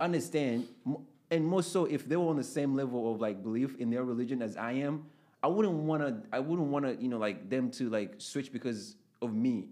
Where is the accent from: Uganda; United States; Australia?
Uganda; moved away; I grew up in Uganda.